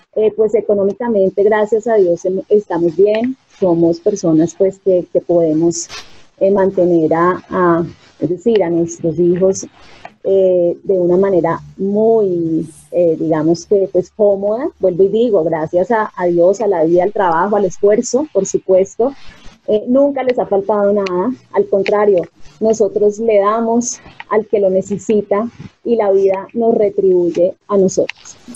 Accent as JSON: {"language": "Spanish", "region": "Bogotá", "country": "Colombia", "said": "yo soy bogotana, pero sí con sangre santanderiana"}